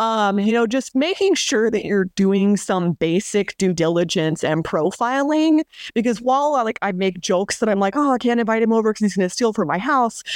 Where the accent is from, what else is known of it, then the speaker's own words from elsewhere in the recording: New Mexico, United States; moved away; I grew up in New Mexico